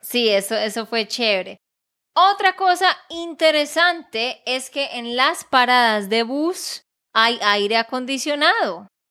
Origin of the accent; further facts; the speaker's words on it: Santander, Colombia; de Santander, Colombia